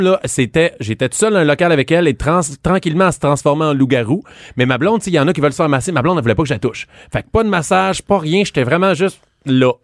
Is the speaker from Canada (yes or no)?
yes; Saint-Jean-sur-Richelieu, Quebec, Canada; je viens de Saint-Jean-sur-Richelieu